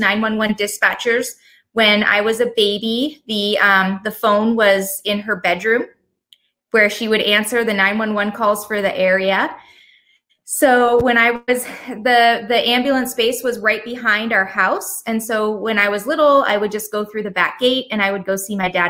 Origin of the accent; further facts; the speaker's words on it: Leamington, Ontario, Canada; moved away as an adult; now in United States; I was born in Leamington, Ontario, Canada. So I'm from Canada originally. I grew up in a small town right on Lake Erie.